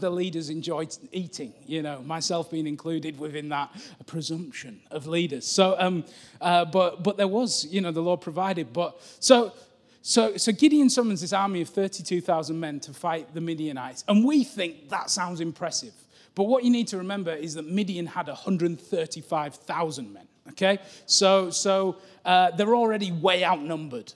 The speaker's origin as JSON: {"language": "English", "area": "Cumbria", "region": "North West England", "country": "United Kingdom", "said": "I'm from Cumbria"}